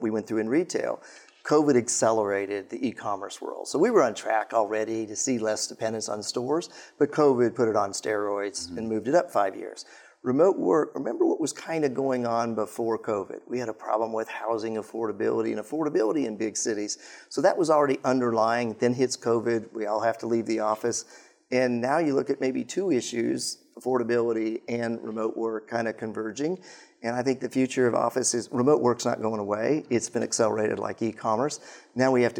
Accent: Colorado, United States; I grew up in Colorado

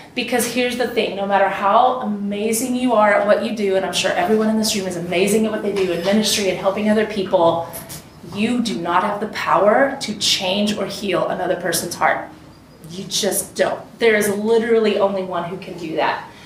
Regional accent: Texas, United States; I'm from Texas

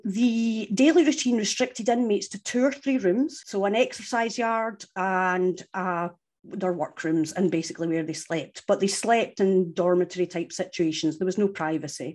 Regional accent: Scotland, United Kingdom; I'm from Scotland

